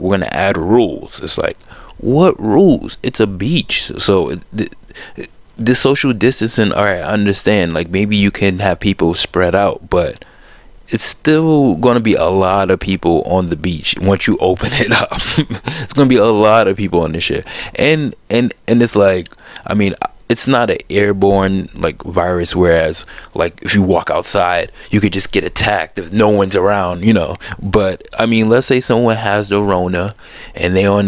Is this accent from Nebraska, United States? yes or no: no; New York, United States; being a New Yorker and being around it